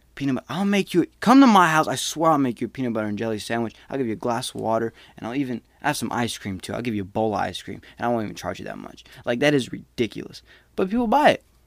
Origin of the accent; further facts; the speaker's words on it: Smyrna, United States; moved away as an adult; I came from Smyrna. The whole town is maybe seventy thousand. A high school, we were, like, four grand, not even two. My graduating class was four seventy-eight